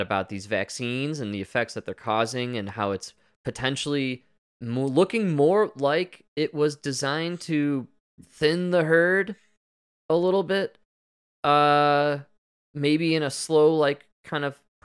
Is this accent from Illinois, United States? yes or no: yes; Chicago, Illinois, United States; moved away; I'm from Chicago. I grew up with ComEd